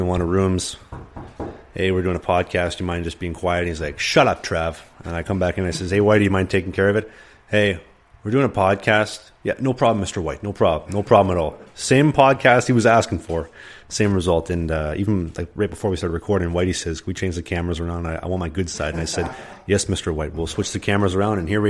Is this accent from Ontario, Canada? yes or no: no; Winnipeg, Manitoba, Canada; I'm from Winnipeg.